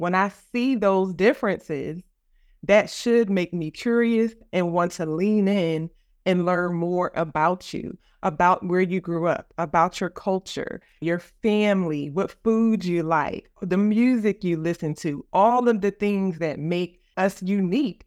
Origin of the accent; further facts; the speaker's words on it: Philadelphia, Pennsylvania, United States; moved away as an adult; also born or lived in Virginia; I am from West Philadelphia. I went to the Philadelphia High School for Girls